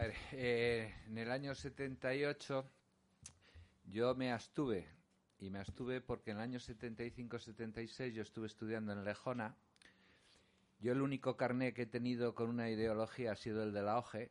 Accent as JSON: {"language": "Spanish", "town": "León", "region": "Castile and León", "country": "Spain", "also_born_or_lived": "Madrid / Basque Country", "moved": "yes", "said": "como soy de León"}